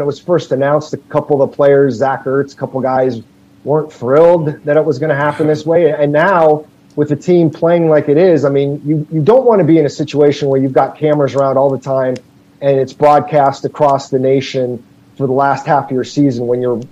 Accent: Scottsdale, Arizona, United States; also born or lived in Phoenix; I was not born here, but my family moved here when I was 6. So, yes, I'm pretty much a lifer

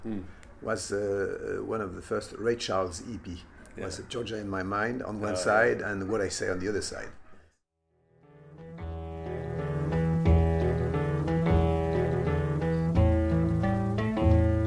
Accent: Lyon, Auvergne-Rhône-Alpes, France; I'm born in Lyon, which is the second city of France. Mm-hmm. So I grew up in France

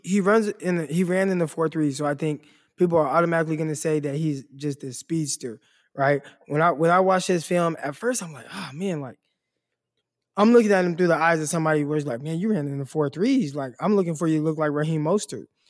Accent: Stockton, California, United States; Stockton, obviously my hometown, two oh nine

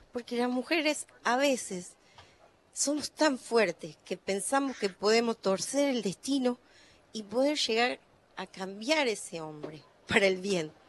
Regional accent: Ojo de Agua, Santiago del Estero, Argentina; yo nací en Ojo de Agua, en calle de tierra

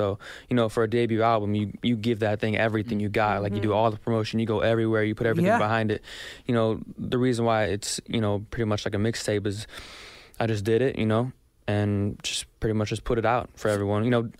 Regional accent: Texas, United States; I'm from Texas.

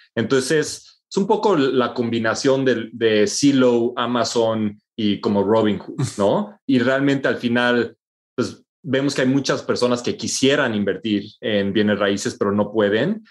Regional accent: Mexico; moved away as an adult

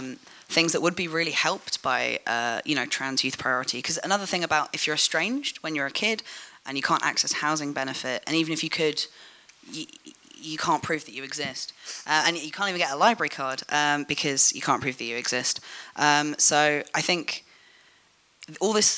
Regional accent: London, United Kingdom; I'm white British, and I was born in London

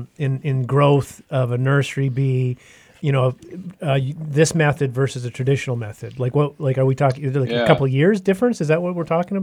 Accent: Yukon, Canada; I grew up in Northern Canada, in the Yukon, lots of forest fires up there, kind of very dry part of the world, arid

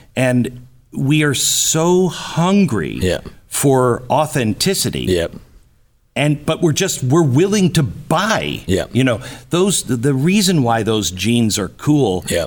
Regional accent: West Coast, United States; moved away; I grew up on the West Coast.

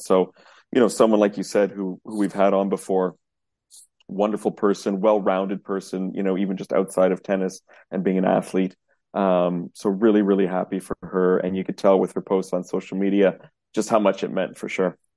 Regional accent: Canada; we're Canadian

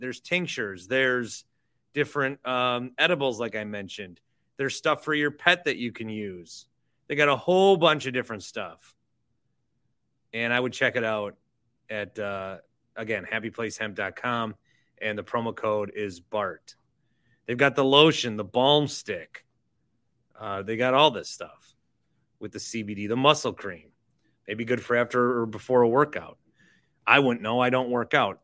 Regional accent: Fond du Lac, Wisconsin, United States; I'm from Fond du Lac, Wisconsin

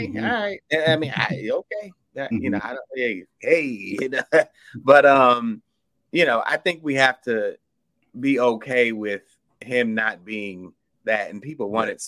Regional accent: Atlanta, Georgia, United States; No, I'm from Atlanta.

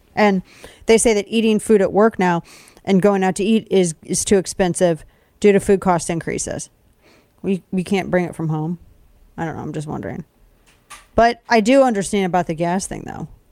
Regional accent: United States; I'm an American

